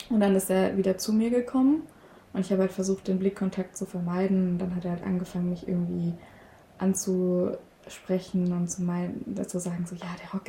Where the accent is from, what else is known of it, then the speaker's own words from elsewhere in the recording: Saxony, Germany; ich komme zwar aus Sachsen, aber ich spreche auch gar kein Sächsisch.